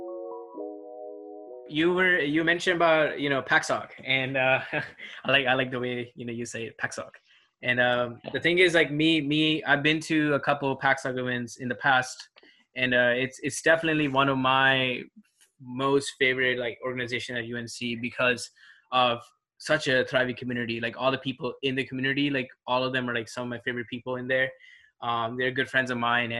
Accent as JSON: {"language": "English", "region": "Punjab", "country": "India", "said": "I'm from the India side of Punjab"}